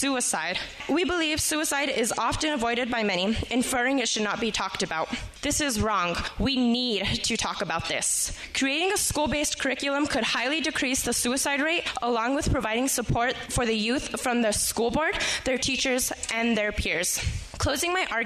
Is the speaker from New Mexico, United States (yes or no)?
yes; Española Valley, New Mexico, United States; I'm from the Espanola Valley